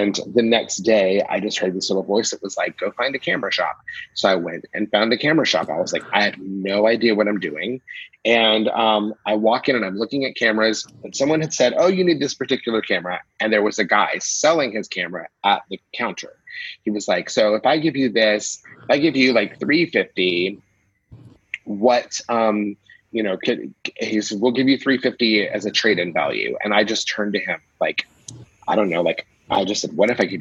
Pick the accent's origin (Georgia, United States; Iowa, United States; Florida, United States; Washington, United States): Georgia, United States; Atlanta; moved away; also born or lived in New York / Germany; I'm originally from Atlanta